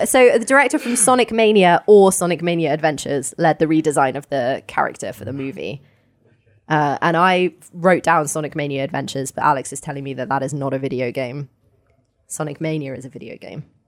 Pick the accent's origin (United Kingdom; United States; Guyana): United Kingdom; Portsmouth, South East England; I was born in Portsmouth